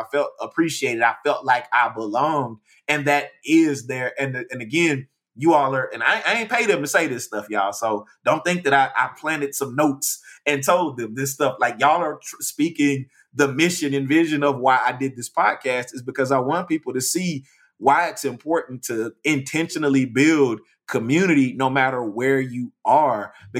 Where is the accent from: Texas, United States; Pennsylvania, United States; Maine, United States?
Texas, United States; East; also born or lived in Dallas-Fort Worth; now in Austin, United States; I'm from Texas. I grew up in East Texas, which is not that diverse, but is definitely segregated as well. Went to college in West Texas that, again, is also segregated. And then I moved to the Dallas-Fort Worth area